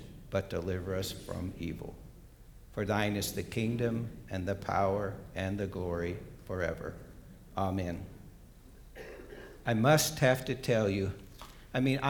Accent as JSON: {"language": "English", "town": "Bozeman", "region": "Montana", "country": "United States", "tie": "born or raised there", "moved": "yes", "said": "And I grew up in Bozeman, Montana"}